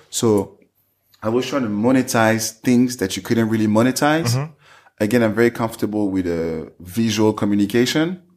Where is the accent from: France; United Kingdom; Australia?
France; Saint-Denis, Île-de-France; English is a second language; moved away as an adult; also born or lived in Paris; now in United States; I was born in uh, Saint Denis um, outside of Paris in the suburbs. And um, I grew up outside